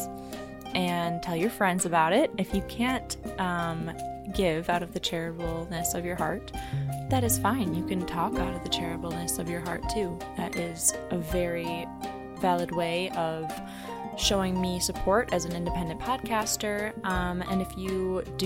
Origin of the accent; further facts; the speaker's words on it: Midwest, United States; we're all from the Midwest